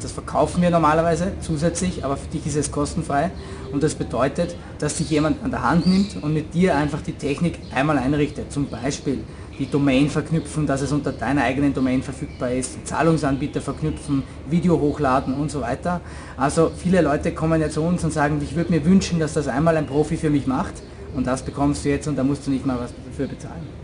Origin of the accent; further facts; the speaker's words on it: Austria; moved away as an adult; also born or lived in San Francisco / Moscow; Ich bin auch äh, aus Österreich.